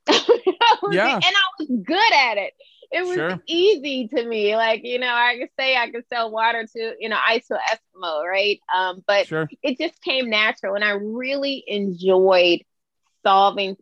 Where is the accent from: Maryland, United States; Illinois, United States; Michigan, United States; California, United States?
Illinois, United States; Chicago; I grew up in Chicago, suburban Chicago, the youngest of three